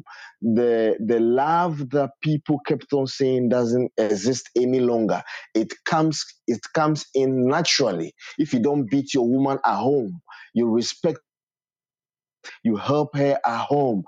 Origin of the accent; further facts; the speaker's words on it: Volta, Ghana; I am from Ghana, Volta, Jamtown. That's where I'm from.